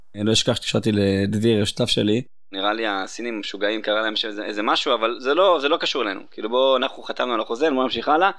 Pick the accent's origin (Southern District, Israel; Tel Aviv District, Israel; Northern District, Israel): Southern District, Israel; Beersheba; אני באר שבעי, זאת אומרת, גדלתי פה, נולדתי פה